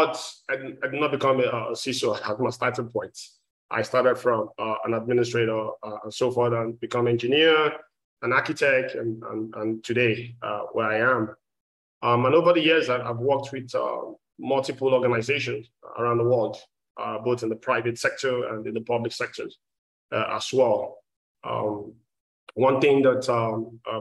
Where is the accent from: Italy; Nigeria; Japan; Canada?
Nigeria; moved away as an adult; now in Texas, United States; I'm originally from Nigeria. I've been in the state for more than 17 years, based in Texas as well.